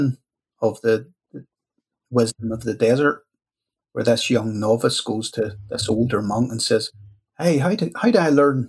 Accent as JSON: {"language": "English", "country": "Ireland", "said": "as an Irish guy"}